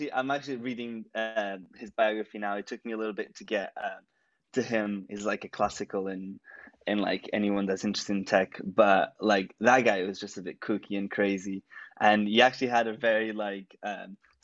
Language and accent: English; Portugal; moved away as an adult; also born or lived in United Kingdom / Iowa, United States; now in London, United Kingdom; I was born in Portugal, the little country by Spain